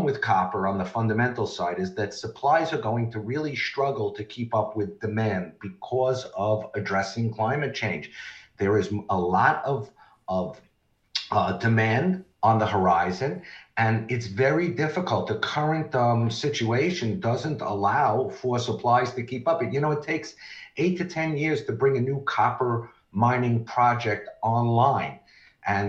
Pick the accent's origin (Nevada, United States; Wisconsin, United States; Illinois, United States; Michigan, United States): Nevada, United States; Nevada, my home state